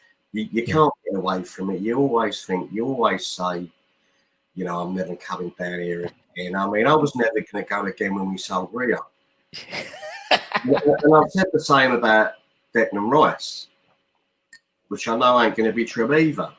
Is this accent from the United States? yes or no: no; Stoke Newington, London, United Kingdom; born there; I was born in Stoke Newington.